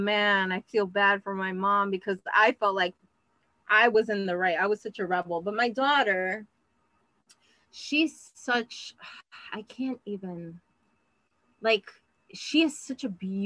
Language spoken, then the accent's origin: English; New York City, New York, United States; I grew up in Queens